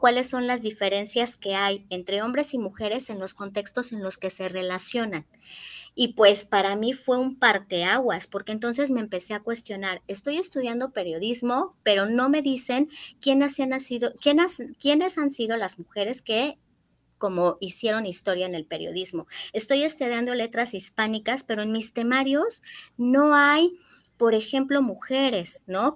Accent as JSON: {"language": "Spanish", "region": "Morelos", "country": "Mexico", "tie": "born or raised there", "also_born_or_lived": "Mexico City", "said": "Soy de la Ciudad de México, pero desde muy pequeña vivo en Morelos, o sea que ya soy guayaba, adoptada, pero soy ya guayaba"}